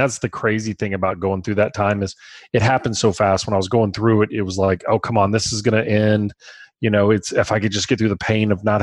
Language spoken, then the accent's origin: English; Baton Rouge, Louisiana, United States; We're from Baton Rouge.